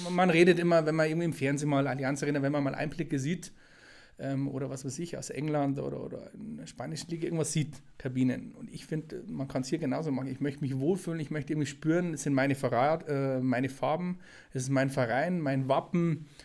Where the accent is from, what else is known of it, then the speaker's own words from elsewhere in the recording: Straubing, Bavaria, Germany; man hört es ja ein bisschen, ähm, bin ein, ein, ein Bayer, Niederbayer, komme ursprünglich aus, aus dem Kreis Straubing.